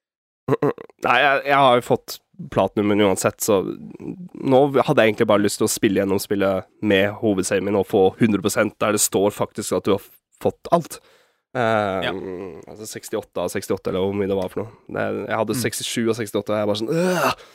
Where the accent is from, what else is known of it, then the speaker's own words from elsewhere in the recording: Norway; Som en nordmann